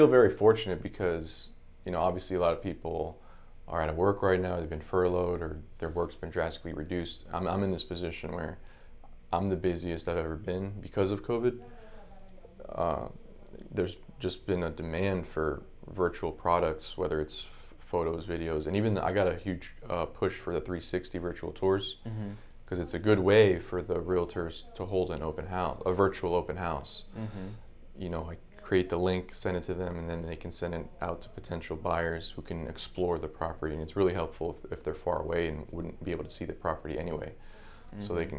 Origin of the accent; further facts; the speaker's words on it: Palm Beach Gardens, Florida, United States; also born or lived in Brooklyn, United States; Brooklyn, but I moved here in 87. I was like 3 years old. So nice. Basically, Floridian, yeah.